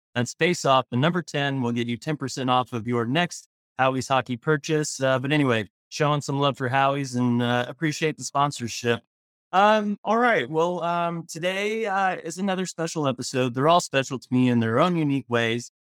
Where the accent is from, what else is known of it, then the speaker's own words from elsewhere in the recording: Tulsa, Oklahoma, United States; moved away; I'm from Tulsa originally